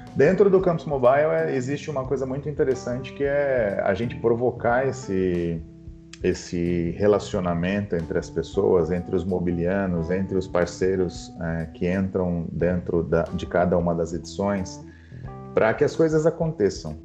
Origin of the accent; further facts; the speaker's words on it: São Paulo, Brazil; Eu nasci no Capão Redondo, né? então, mais precisamente no Jardim Comercial, no Capão Redondo, no extremo sul da Zona Sul de São Paulo.